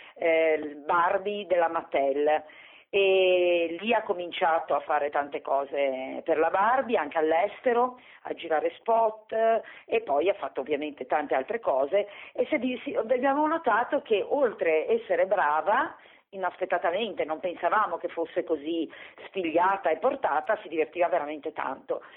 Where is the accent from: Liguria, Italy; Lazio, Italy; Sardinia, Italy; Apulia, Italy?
Liguria, Italy; Genoa; noi siamo di Genova